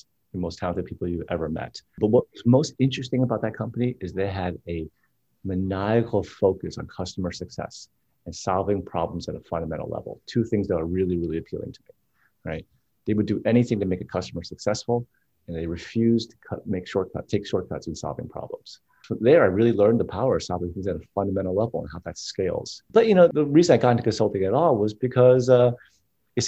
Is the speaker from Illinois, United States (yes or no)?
no; New Jersey, United States; I'm from New Jersey